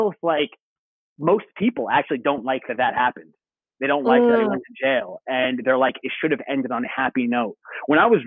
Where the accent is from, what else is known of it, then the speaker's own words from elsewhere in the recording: Long Island, New York, United States; I'm originally from Long Island.